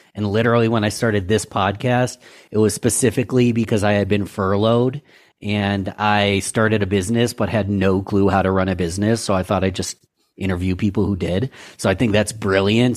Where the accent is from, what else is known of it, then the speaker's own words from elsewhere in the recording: Rochester, New York, United States; I'm born and raised in Rochester, New York